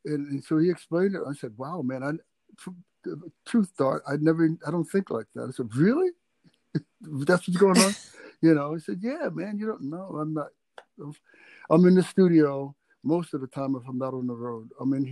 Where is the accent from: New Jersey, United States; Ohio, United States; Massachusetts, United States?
New Jersey, United States; Jersey City; I grew up on in the Bergen Lafayette.